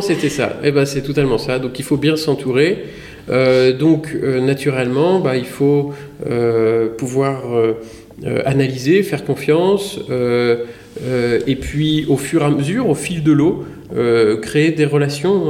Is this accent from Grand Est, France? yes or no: yes; Lorraine, Grand Est, France; moved away as an adult; also born or lived in Grenoble; je viens de Lorraine